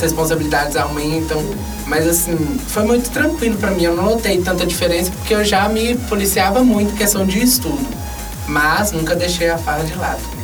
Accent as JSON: {"language": "Portuguese", "town": "Montes Claros", "region": "Minas Gerais", "country": "Brazil", "said": "eu sou daqui de Montes Claros"}